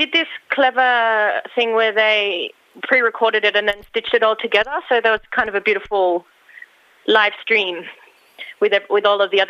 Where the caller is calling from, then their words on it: Sydney, New South Wales, Australia; I'm on Gadigal land in Sydney.